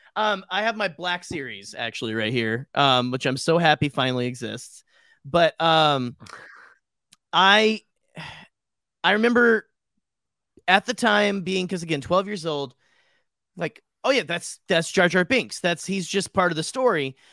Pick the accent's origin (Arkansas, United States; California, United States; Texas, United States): Arkansas, United States; moved away; my hometown in Arkansas